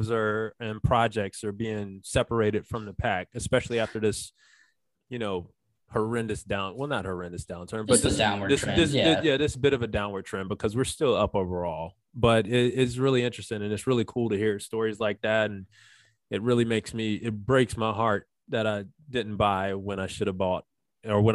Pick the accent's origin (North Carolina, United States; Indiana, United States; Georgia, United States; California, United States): North Carolina, United States; Charlotte; moved away; I'm originally from Charlotte